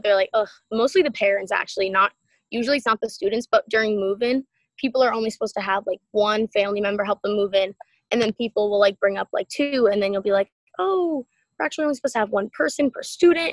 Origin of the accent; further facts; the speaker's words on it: East Bridgewater, Massachusetts, United States; my t- small town, East Bridgewater, Mass.